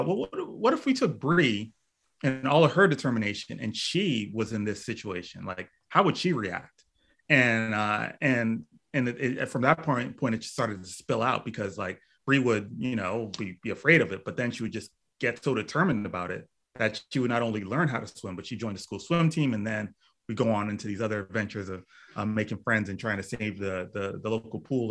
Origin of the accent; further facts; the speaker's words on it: Miami, Florida, United States; Grew up in Miami, Florida